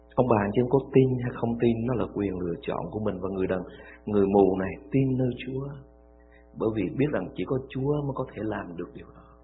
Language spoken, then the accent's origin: Vietnamese; Vietnam; Vô Campuchia chỉ có một mình mình người Việt Nam thôi